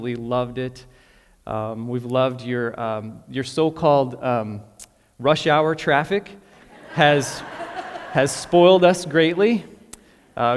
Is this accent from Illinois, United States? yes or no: yes; Chicago, Illinois, United States; moved away as an adult; also born or lived in West Palm Beach, Florida / Florence, Italy / London, England / Dallas, Texas; now in Lincoln, United States; I grew up in Chicago